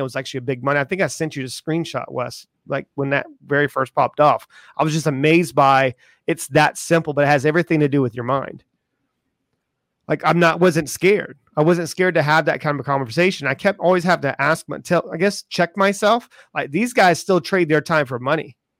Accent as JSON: {"language": "English", "town": "Charleston", "region": "South Carolina", "country": "United States", "tie": "born or raised there", "said": "I grew up in Charleston, South Carolina"}